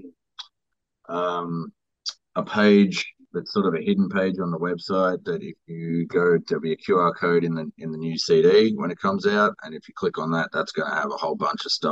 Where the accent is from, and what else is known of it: Australia; born or raised there